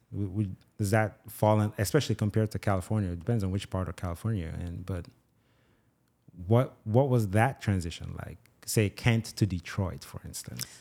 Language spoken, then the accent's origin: English; Nigeria; also born or lived in Jamaica; now in United States; I was born and raised in Nigeria, grew up in Jamaica